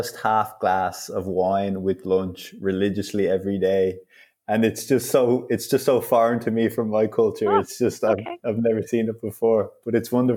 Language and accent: English; Dublin, Leinster, Ireland; moved away as an adult; now in Italy; I was born and raised in Dublin, Ireland, but I've recently moved to Italy